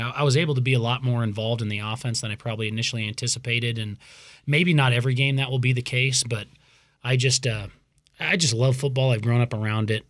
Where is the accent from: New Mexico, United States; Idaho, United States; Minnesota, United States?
Idaho, United States; Boise; also born or lived in Davis, California; now in Pocatello, United States; growing up in Boise